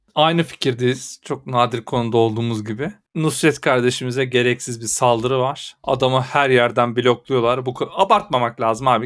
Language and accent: Turkish; Erzurum, Turkey; Bir memleketlim olarak bir Erzurumlu olarak